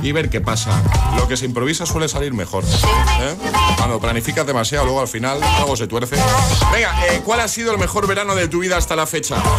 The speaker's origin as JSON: {"language": "Spanish", "region": "Canary Islands", "country": "Spain", "said": "yo soy de las Islas de Canarias"}